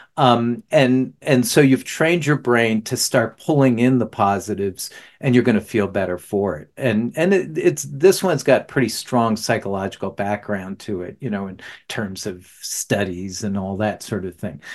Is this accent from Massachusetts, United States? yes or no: no; New Jersey, United States; moved away; also born or lived in the South; I'm from New Jersey originally